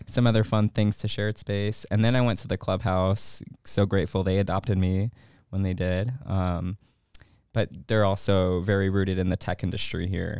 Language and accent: English; Chicago, Illinois, United States; moved away as an adult; now in Augusta, United States; I am from Chicago. Um, not born there, but Chicago, Chicago, excuse me, is home